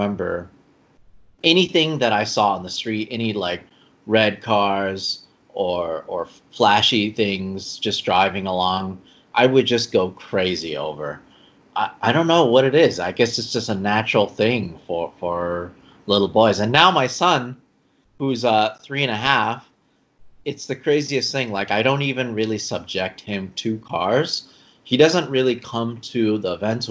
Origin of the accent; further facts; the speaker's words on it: Los Angeles, California, United States; I grew up in Los Angeles, you know, Southern California.